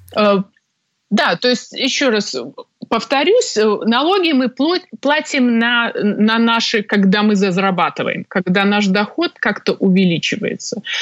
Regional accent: Minsk, Belarus; moved away as an adult; now in Toronto, Canada; Сама родом я из Беларуси, из Минска, где я закончила юридический факультет Белорусского государственного университета

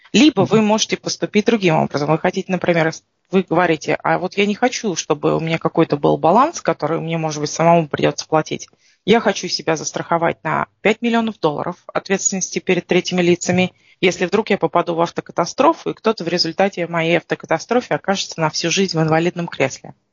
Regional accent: Russia; now in Canada; мы приезжаем из России, у нас в России

